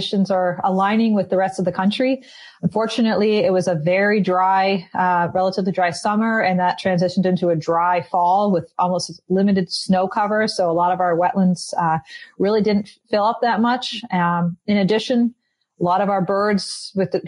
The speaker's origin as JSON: {"language": "English", "country": "Canada", "tie": "born or raised there", "also_born_or_lived": "Mississippi", "moved": "as an adult", "lives_now": "United States", "said": "I am actually Canadian, or I'm American citizen now, but was born and raised in Canada"}